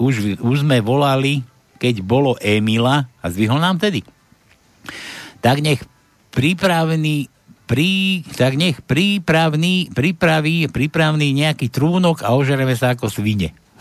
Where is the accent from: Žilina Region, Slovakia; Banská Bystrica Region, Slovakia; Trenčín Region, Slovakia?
Trenčín Region, Slovakia; Trenčín; ja som z Trenčina pochádzam